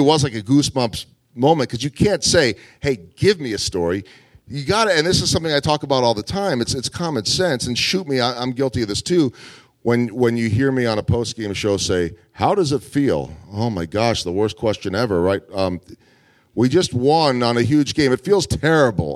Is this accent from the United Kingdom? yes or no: no; outside of Philadelphia, Pennsylvania, United States; also born or lived in Chicago; now in Kansas City, United States; I grew up outside of Philadelphia before moving to Chicago